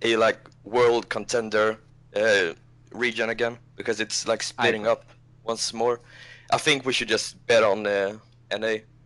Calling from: Sweden; I'm calling from Sweden.

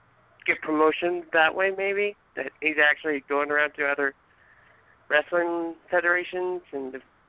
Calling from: Maryland, United States; I'm calling from Maryland.

